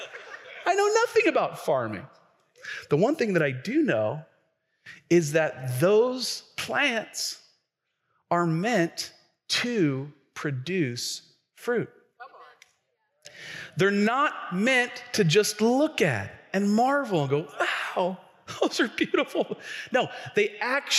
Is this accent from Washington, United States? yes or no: yes; Tacoma, Washington, United States; I grew up here in Tacoma